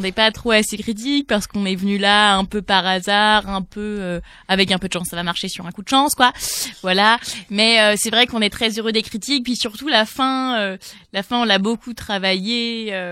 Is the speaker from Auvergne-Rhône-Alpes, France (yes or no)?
no; Nancy, Grand Est, France; particulièrement moi, parce que je suis originaire de Nancy, j'en ai un peu honte en fait